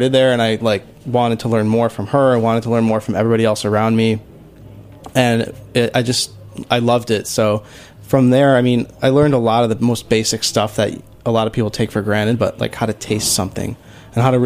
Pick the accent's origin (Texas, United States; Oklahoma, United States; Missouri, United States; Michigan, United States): Michigan, United States; Huntington Woods; moved away; also born or lived in Ann Arbor, Michigan; we both grew up outside of Detroit